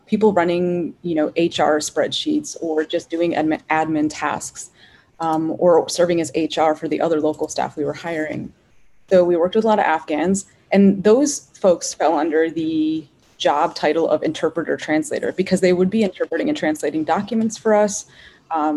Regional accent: United States; as an American woman

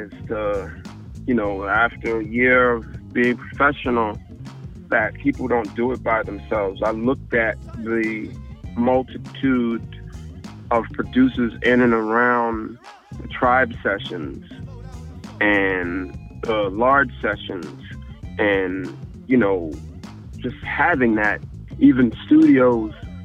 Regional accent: New York City, New York, United States; we're from South Jamaica, seeing people get shot and murdered and been in the hood

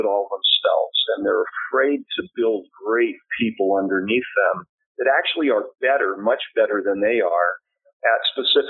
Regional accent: Southern California, United States; also born or lived in Bend, Oregon / Irvine, California; now in Claremont, United States; I grew up in Southern California

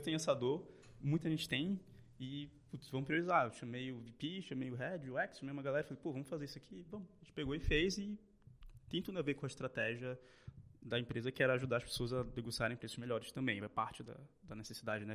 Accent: Belém, Pará, Brazil; moved away as an adult; now in São Paulo, Brazil; Nasci em Belém

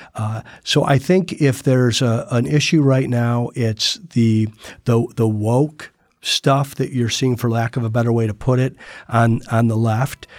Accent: Toledo, Ohio, United States; moved away as an adult; I grew up in Toledo, Ohio, and lived there till I was eighteen

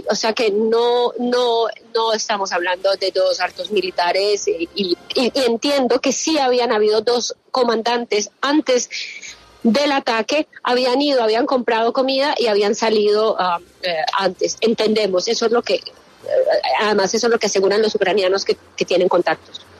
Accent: Colombia; como los colombianos no tenemos alerta, pero sabemos cómo es

